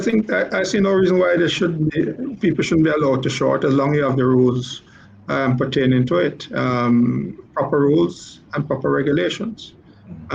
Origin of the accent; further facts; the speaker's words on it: Jamaica; I'm a, I'm a Jamaican